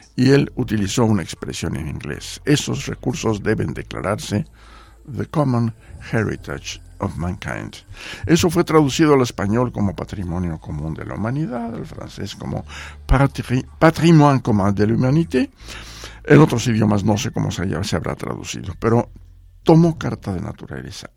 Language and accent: Spanish; Mexico City, Mexico; moved away as an adult; also born or lived in Geneva, Switzerland / Washington, United States / Poland / Jamaica; Yo nací en la Ciudad de México, mi familia